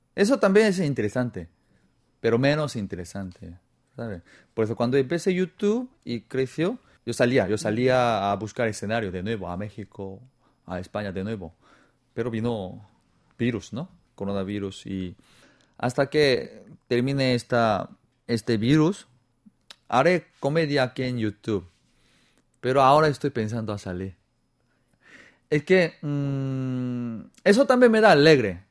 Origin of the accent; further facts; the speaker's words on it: South Korea; Spanish is a second language; moved away as an adult; also born or lived in Peru / Spain; no soy chino, soy coreano